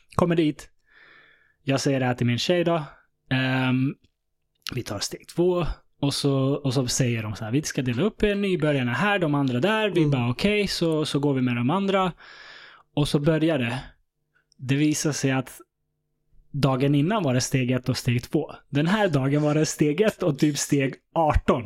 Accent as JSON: {"language": "Swedish", "town": "Stockholm", "region": "Stockholm County", "country": "Sweden", "tie": "born or raised there", "said": "jag växte upp i Vällingby"}